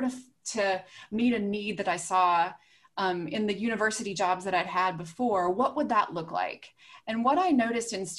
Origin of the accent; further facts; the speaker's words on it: Southwest Virginia, United States; I grew up in Southwest Virginia